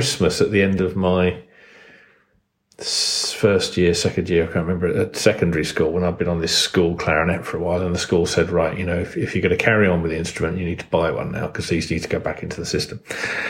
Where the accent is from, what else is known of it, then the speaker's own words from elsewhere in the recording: Kent, South East England, United Kingdom; I grew up in Kent